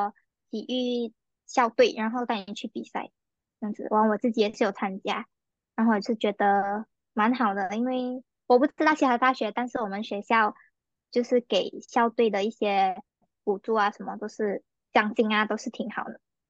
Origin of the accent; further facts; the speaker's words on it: Malaysia; 作为一个马来西亚人，就是我们走路的步伐，大家都有目共睹。